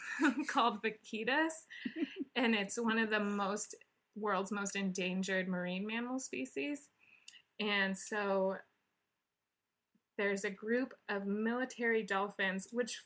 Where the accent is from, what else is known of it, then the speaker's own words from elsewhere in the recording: Wyoming, United States; moved away; also born or lived in Montana; But now it was all last week in Wyoming. I check the weather every day mm-hmm. in my hometown to see what it's at.